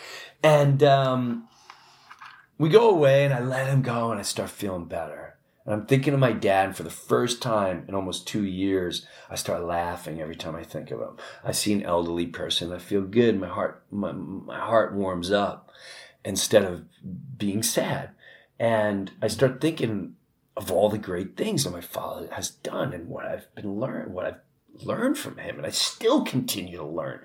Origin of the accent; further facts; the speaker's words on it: Long Island, New York, United States; also born or lived in Chester, New Jersey; now in Florida, United States; I grew up in Long Island. And where I grew up, it was very blue collar